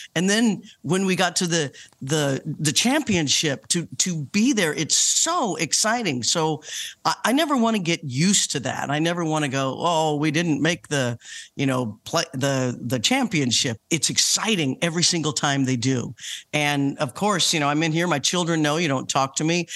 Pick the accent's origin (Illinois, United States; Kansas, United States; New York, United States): Kansas, United States; Leavenworth; I was born in Leavenworth, Kansas. Born and raised in Kansas